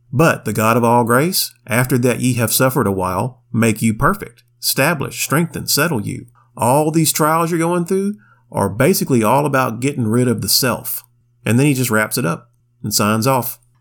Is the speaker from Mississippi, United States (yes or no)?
no; Pensacola, Florida, United States; My hometown of Pensacola, Florida